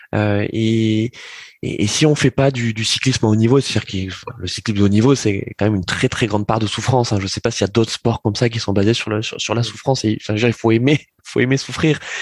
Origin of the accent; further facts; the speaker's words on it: France; en tant que Français.